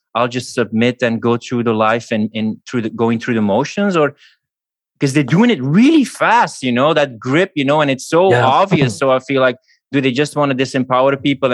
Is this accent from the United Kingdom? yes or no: no; Belgium; moved away as an adult; It's my home country, but it's also the reason partly why I left Belgium